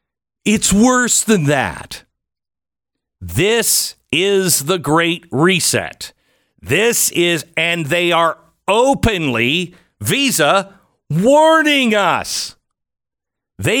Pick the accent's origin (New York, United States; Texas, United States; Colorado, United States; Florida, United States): Texas, United States; So, here in my home state of Texas